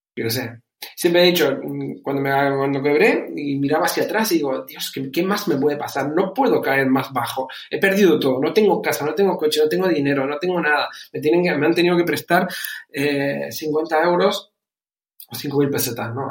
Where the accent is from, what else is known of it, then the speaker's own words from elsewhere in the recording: Canary Islands, Spain; moved away as an adult; also born or lived in Germany; now in Bucharest, Romania; he criado, como dijiste, dijiste, desde los 11 en, España, concretamente en Canarias. De ahí mi, acento